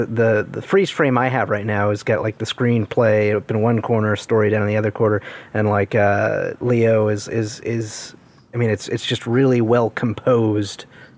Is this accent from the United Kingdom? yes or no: yes; England, United Kingdom; I'm English.